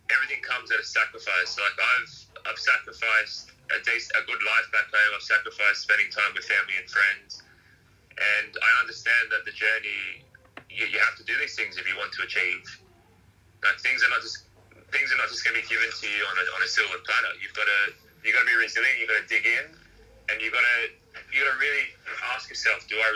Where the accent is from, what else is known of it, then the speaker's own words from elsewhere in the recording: Lidcombe, New South Wales, Australia; I grew up, I grew up in Western Sydney, so in Lidcombe.